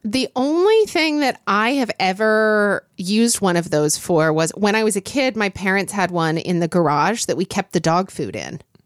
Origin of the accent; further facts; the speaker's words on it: Oklahoma City, Oklahoma, United States; I grew up in Oklahoma City